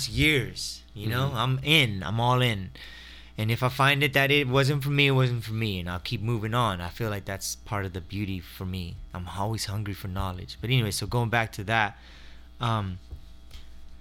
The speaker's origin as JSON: {"language": "English", "town": "Waco", "region": "Texas", "country": "United States", "tie": "born or raised there", "moved": "yes", "said": "she's from my hometown in Waco, Texas"}